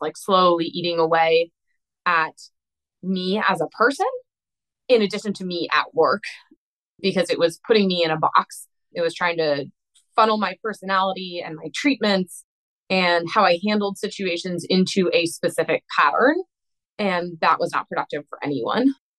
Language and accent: English; East Coast, United States; moved away as an adult; also born or lived in Midwest; So I was living in the Midwest and I'm from the East Coast.